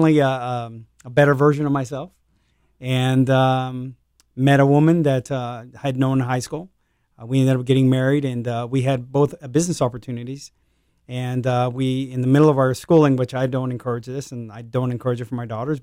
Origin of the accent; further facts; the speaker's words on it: El Paso, Texas, United States; also born or lived in Arizona / Arkansas; So, I am from El Paso, Texas. Born out there. My dad was a retired Navy. I met a nice Latina woman, settled down in El Paso, had five kids. I'm one of those five. I'm an identical twin.